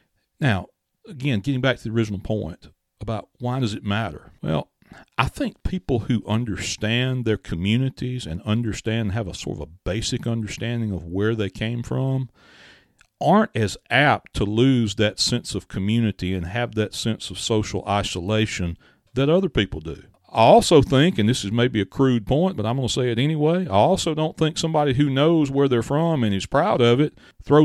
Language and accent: English; Mathiston, Mississippi, United States; why is it important that if I'm from Mathiston that I know who Mr. Mathis was